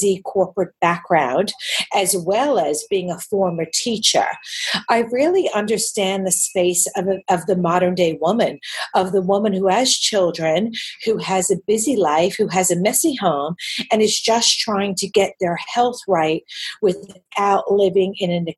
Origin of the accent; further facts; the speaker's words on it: New York City, New York, United States; accent: New York; moved away as an adult; now in Sydney, Australia; I live in Sydney, and I've lived here actually for 27 years this year, even though despite my New York accent coming back with a vengeance